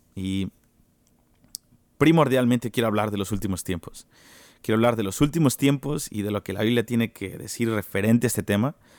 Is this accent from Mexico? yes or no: yes; Mexico City, Mexico; now in Kansas City, United States; yo soy de México, soy mexicano chilango, de la mera Ciudad de México